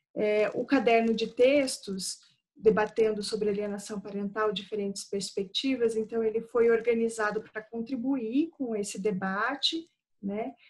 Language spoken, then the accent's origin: Portuguese; Curitiba, Paraná, Brazil; Sou daqui de Curitiba